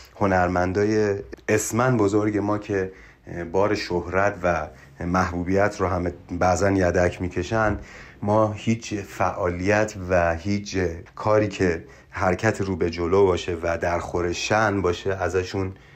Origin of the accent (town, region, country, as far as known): Iran; born or raised there; also born or lived in Mashhad